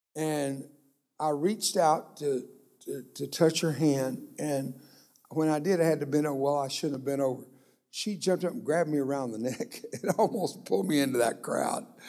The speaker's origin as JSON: {"language": "English", "town": "Brownsville", "region": "Texas", "country": "United States", "tie": "born or raised there", "also_born_or_lived": "McAllen, Texas", "first_language": "Spanish", "second_language": "English", "said": "I grew up down in Brownsville, Texas. That's a little ways from here, but not that far. And I was born in McAllen"}